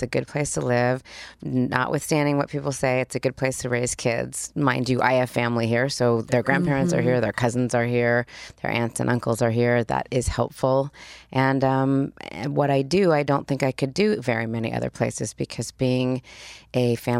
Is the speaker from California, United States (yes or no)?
yes; Los Angeles, California, United States; also born or lived in Spain / Australia / Switzerland; I grew up here. I went to Beverly Hills High School. I grew up right here in LA.